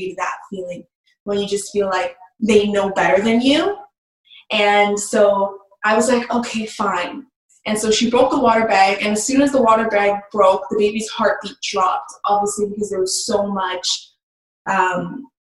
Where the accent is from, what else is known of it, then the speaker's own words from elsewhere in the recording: Toronto, Ontario, Canada; I'm from Canada, Ontario